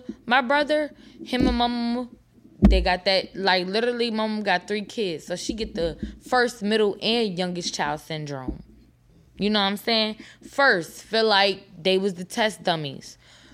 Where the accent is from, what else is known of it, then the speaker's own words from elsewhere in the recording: New York, United States; moved away; I'm from New York. My whole family drove down here in the same day